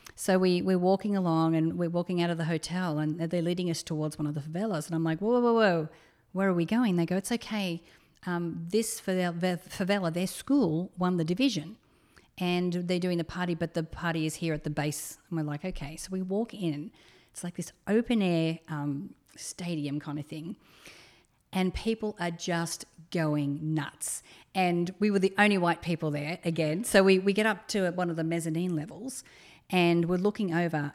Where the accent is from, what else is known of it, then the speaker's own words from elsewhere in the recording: Australia; moved away; I'm an Australian